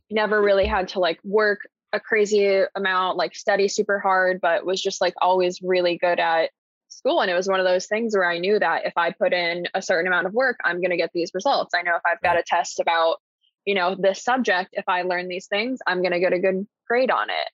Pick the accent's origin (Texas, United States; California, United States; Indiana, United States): Indiana, United States; Columbus; also born or lived in Boston / Bloomington, Indiana; I grew up in Columbus, Indiana pretty medium sized town, small city.